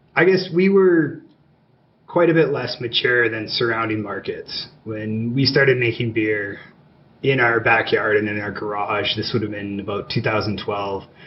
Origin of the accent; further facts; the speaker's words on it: Calgary, Alberta, Canada; But I grew up here in Calgary, uh, went away for school for a number of years, and moved back